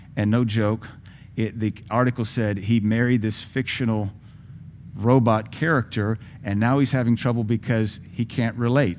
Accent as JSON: {"language": "English", "town": "Seattle", "region": "Washington", "country": "United States", "tie": "born or raised there", "also_born_or_lived": "Indiana", "moved": "yes", "said": "I grew up in Seattle in the height of the gangbanging"}